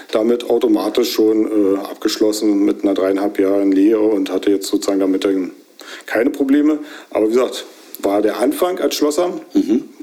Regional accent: Grube, Brandenburg, Germany; also born or lived in Belzig; Ja, also gebürtig in Belzig. {S0} Ja. {S1} Und aufgewachsen in Grube und eigentlich auch nicht über die Zeit weiter hinausgekommen.

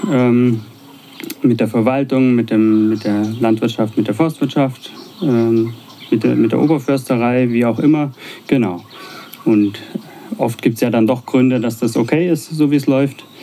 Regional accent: Baden-Württemberg, Germany; accent: Swabian; now in Potsdam, Germany; Ja, wie du hörst, ist ja mein schwäbischer Dialekt nicht so stark.

